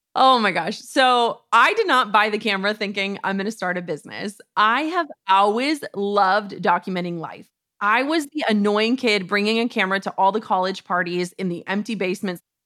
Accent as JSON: {"language": "English", "region": "Minnesota", "country": "United States", "said": "we're from Minnesota"}